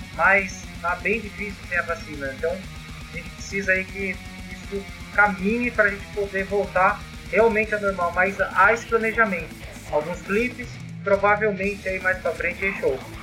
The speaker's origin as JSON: {"language": "Portuguese", "town": "Bragança Paulista", "region": "São Paulo", "country": "Brazil", "said": "Somos de Bragança, uma cidade do interior aqui"}